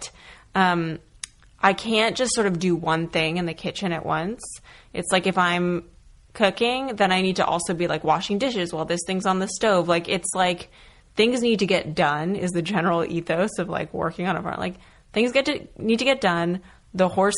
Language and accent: English; rural New Hampshire, United States; also born or lived in Connecticut / Vermont; my parents and I moved from Connecticut to rural New Hampshire, to a house on a hill sort of isolated